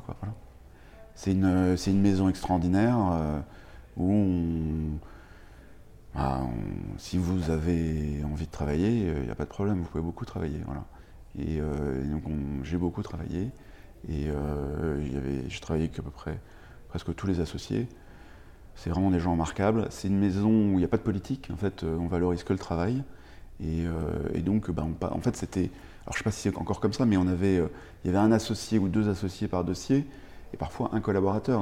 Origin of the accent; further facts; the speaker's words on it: Paris, Île-de-France, France; moved away as an adult; also born or lived in United States; j'ai grandi, grandi à Paris